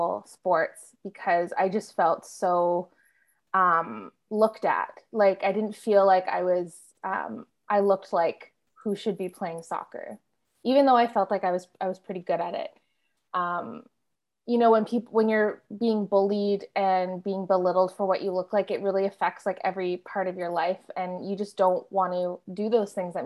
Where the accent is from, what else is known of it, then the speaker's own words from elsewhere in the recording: Ottawa, Ontario, Canada; now in Toronto, Canada; I'm from Ottawa. Yeah, I'm from like suburban Ottawa